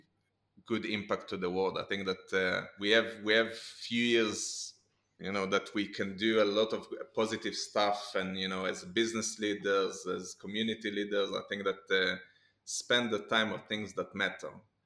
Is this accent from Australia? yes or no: no; Israel; Growing up in Israel